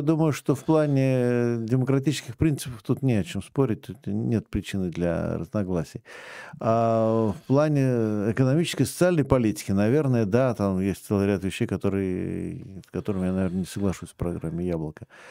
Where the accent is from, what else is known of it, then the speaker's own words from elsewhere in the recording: Moscow, Russia; Я все-таки еще и коренной москвич третьего поколения.